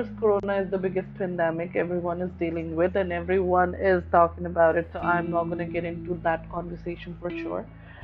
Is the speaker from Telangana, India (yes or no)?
no; New Delhi, Delhi, India; I'm from New Delhi